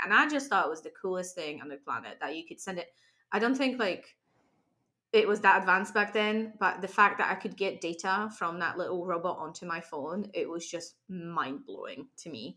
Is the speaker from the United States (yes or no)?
no; Poland; English is a second language; now in Glasgow, United Kingdom; I come from Poland